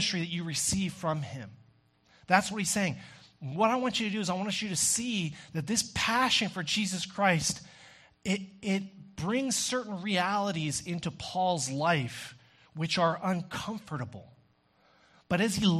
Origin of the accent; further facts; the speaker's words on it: Texas, United States; growing up in Texas